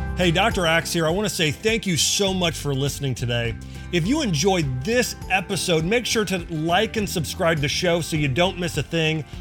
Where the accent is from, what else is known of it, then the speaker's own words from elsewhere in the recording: Ohio, United States; growing up in the Midwest and Ohio